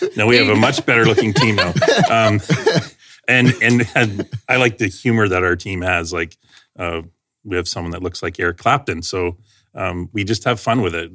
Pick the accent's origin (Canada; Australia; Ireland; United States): Canada; London, Ontario; moved away as an adult; now in Aylmer, Canada; born and raised in London, Ontario.